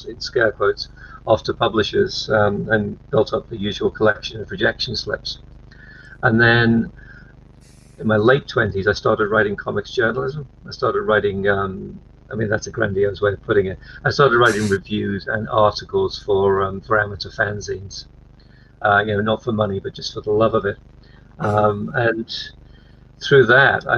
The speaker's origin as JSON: {"language": "English", "town": "Liverpool", "region": "North West England", "country": "United Kingdom", "tie": "born or raised there", "said": "I was born in Liverpool, which is a big port city and a big manufacturing city in the UK"}